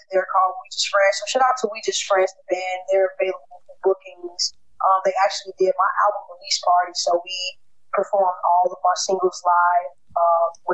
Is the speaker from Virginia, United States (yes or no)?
no; Chicago, Illinois, United States; I'm from Chicago